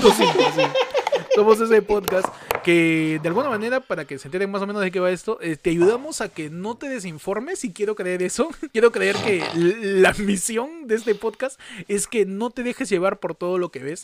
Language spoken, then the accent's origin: Spanish; Peru